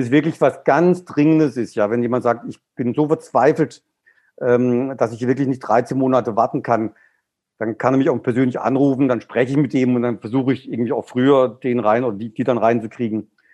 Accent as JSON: {"language": "German", "area": "Black Forest", "region": "Baden-Württemberg", "country": "Germany", "said": "Ich komme jetzt aus dem Schwarzwald"}